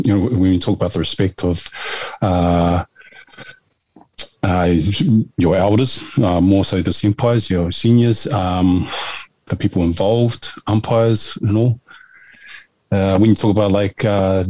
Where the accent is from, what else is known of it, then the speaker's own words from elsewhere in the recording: Auckland, New Zealand; moved away as an adult; now in Japan; New Zealand Samoan, born and raised in Auckland.